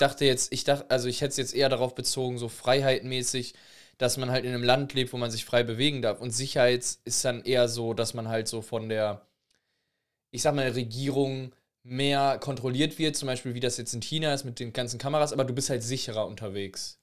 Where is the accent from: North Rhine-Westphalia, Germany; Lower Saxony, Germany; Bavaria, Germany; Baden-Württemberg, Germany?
North Rhine-Westphalia, Germany; Recklinghausen; bei uns in Recklinghausen